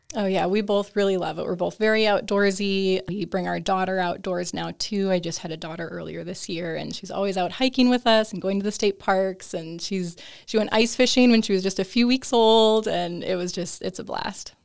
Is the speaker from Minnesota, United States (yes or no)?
yes; Minnesota, United States; moved away as an adult; also born or lived in California / Texas / South Dakota; now in Nebraska, United States; I'm originally from Minnesota